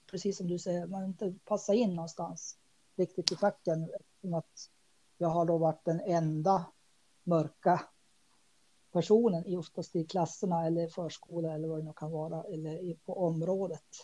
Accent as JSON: {"language": "Swedish", "region": "Dalarna County", "country": "Sweden", "tie": "born or raised there", "said": "Jag växte upp i Dalarna. Eh, och, eh, och så var det lite norr också."}